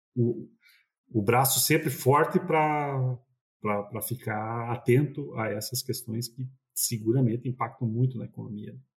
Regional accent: Passo Fundo region, northwest Rio Grande do Sul, Brazil; a gente é do interior do Rio Grande do Sul, no, noroeste do Rio Grande do Sul. E ali na região de Passo Fundo

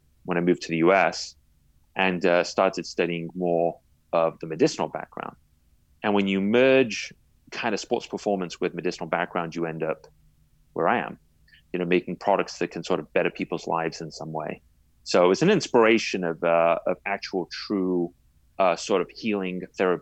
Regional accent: England, United Kingdom; I was born in England and I grew up there

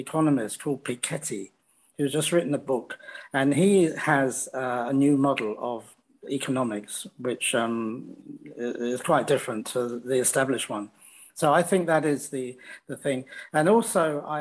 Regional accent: United Kingdom; also born or lived in France / Netherlands / New Zealand / Canada; now in China; in Britain, you know, we have a different idea of liberty

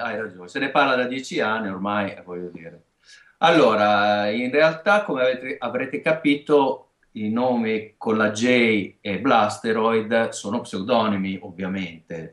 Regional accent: Emilia-Romagna, Italy; accent: Romagnolo; siamo romagnoli, si sentirà anche, credo, da, da, da, dalla S e dalla

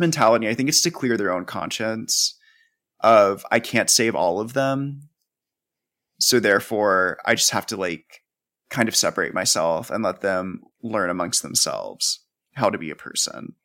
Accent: the South, United States; growing up in the South.

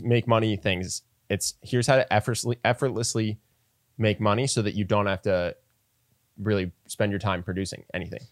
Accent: United States; as an American, especially if you're around my age

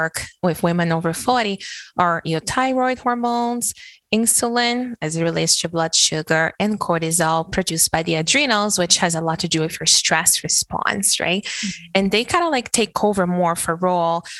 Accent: Brazil; moved away as an adult; being born and raised in Brazil

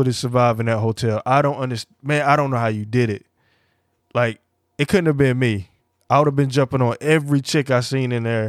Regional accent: North Carolina, United States; now in Atlanta, United States; I come from a small town and I'm actually from North Carolina, currently in Atlanta, and a small town.

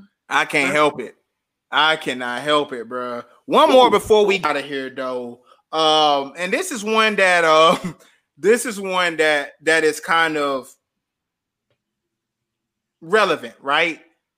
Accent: the South, United States; And I'm from the South, so I'm gonna say T.I.

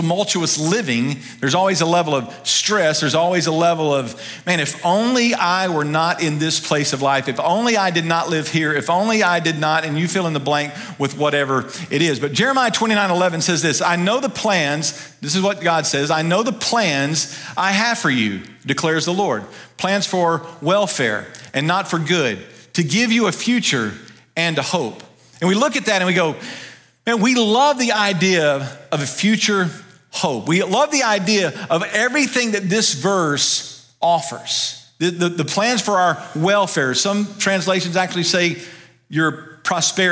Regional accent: Ruston, Louisiana, United States; also born or lived in Dallas, Texas; now in Kannapolis area, North Carolina, United States; I grew up in North Louisiana, and I love going home to Louisiana, going back to Ruston, where I grew up

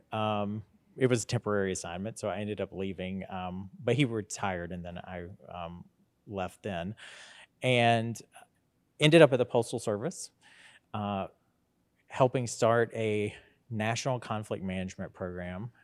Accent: Statesboro, Georgia, United States; moved away as an adult; also born or lived in Sylvania, Georgia / Macon, Georgia / Washington, D.C.; I was born, uh, right here in Statesboro, Georgia, um, and graduated, uh, from Scriven County High School in Sylvania

